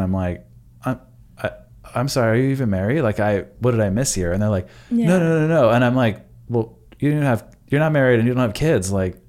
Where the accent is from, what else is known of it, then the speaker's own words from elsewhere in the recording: California, United States; Remember, I grew up in California.